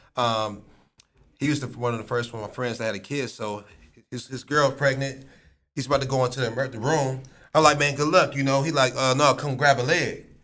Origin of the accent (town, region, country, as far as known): Akron, Ohio, United States; born or raised there